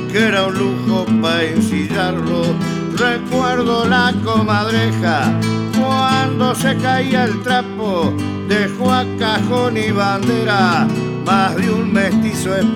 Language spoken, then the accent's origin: Spanish; El Trigo, Buenos Aires Province, Argentina; also born or lived in Dolores, Buenos Aires; en el lugar donde me crié, vine recién nacido de Dolores y me crié en Paraje hoy paraje ex estación El Trigo, Partido de las Flores.